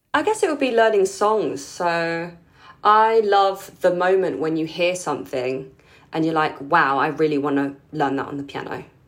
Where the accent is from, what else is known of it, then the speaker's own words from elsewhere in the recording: London, United Kingdom; I was born in the U K. Um, but I grew up, like, as part of the Filipino community in London